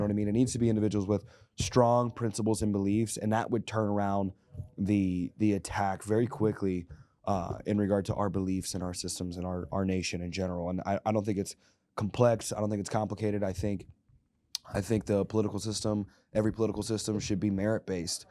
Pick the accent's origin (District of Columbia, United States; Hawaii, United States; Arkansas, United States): Arkansas, United States; Little Rock; we were born and raised in Little Rock, Arkansas